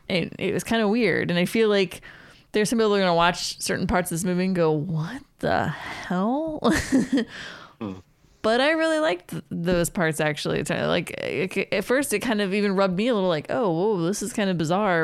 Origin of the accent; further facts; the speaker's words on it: Pennsylvania, United States; moved away; also born or lived in Pittsburgh; I grew up in Pennsylvania in my high school years.